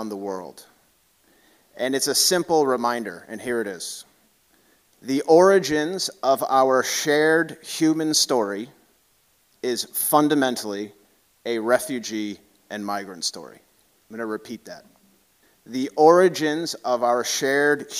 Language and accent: English; Boston, Massachusetts, United States; moved away as an adult; now in Houston, United States; I'm originally from Boston